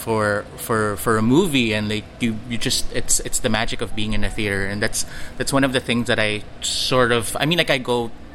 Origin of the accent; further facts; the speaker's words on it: Manila, Metro Manila, Philippines; growing up in Manila in the 90s